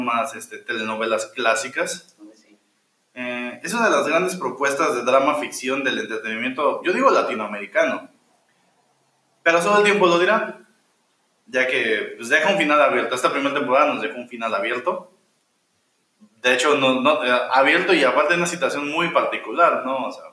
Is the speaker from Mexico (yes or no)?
yes; Mexico; nosotros como mexicanos